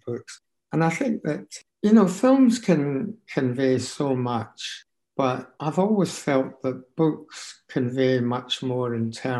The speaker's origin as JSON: {"language": "English", "town": "Glasgow", "region": "Scotland", "country": "United Kingdom", "tie": "born or raised there", "also_born_or_lived": "Motherwell", "said": "We were only 7 when we moved to Glasgow"}